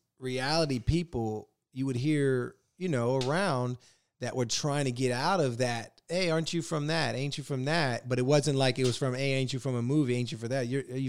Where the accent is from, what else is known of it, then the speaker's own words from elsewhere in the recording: Virginia, United States; You remember, I grew up in Virginia. That's 20 minutes south of D.C.